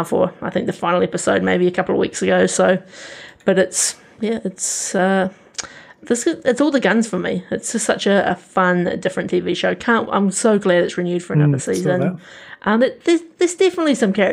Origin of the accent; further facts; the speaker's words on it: New Zealand; as a New Zealander, sometimes it can feel a bit cringy hearing your own accent